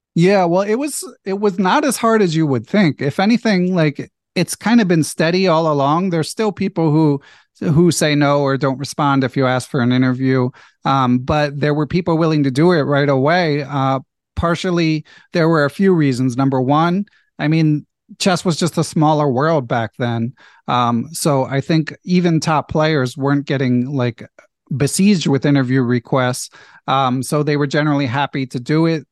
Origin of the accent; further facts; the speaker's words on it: Philadelphia, Pennsylvania, United States; moved away as an adult; also born or lived in California; I grew up in in Philadelphia, went to college in California, other side of the country